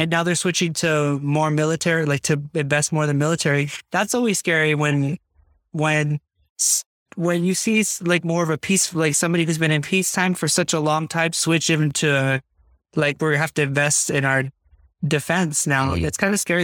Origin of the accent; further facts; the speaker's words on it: United States; I'm being very American right now